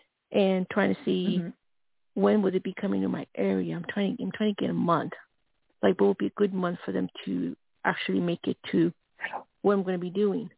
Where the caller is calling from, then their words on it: Colorado, United States; Yes, …, Colorado.